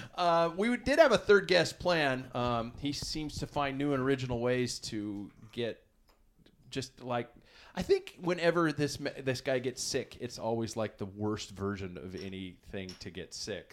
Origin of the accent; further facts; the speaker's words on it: United States; as an American